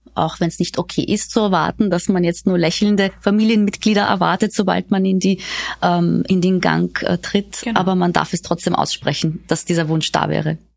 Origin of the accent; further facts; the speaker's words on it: Austria; hier bei uns in Österreich